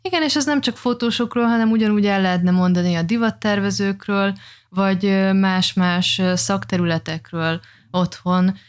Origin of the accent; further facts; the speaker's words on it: Oroszlány, Komárom-Esztergom, Hungary; moved away as an adult; also born or lived in Dubai; mind a ketten egy, ö, tetabánya melletti kis bányászvárosból származunk